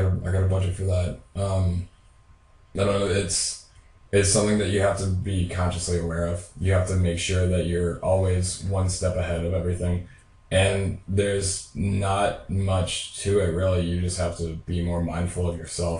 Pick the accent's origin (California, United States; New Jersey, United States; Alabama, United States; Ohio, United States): Ohio, United States; Sidney; my old house where I grew up in Sydney, Ohio